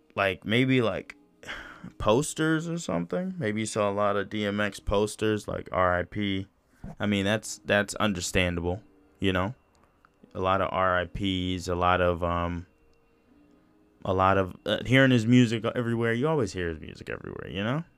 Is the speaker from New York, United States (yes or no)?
yes; New York, United States; I'm from New York